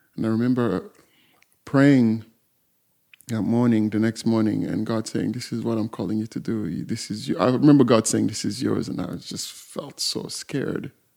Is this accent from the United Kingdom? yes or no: no; southern Congo, DR Congo; moved away; I was born in Warzone, in south of Congo